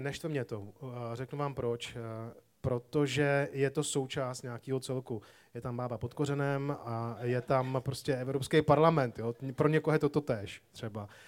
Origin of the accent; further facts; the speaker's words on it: Prague, Czechia; Já jsem vyrůstal tady v Praze